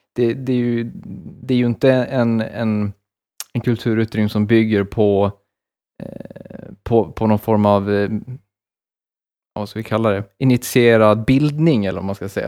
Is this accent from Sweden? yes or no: yes; Borlänge, Dalarna County, Sweden; den största musikfestivalen i Sverige är ju från min hemstad